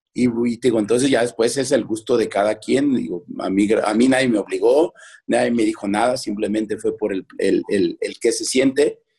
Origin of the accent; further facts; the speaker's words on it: Mexico City, Mexico; now in León, Mexico; soy de Culhuacán, Iztapalapa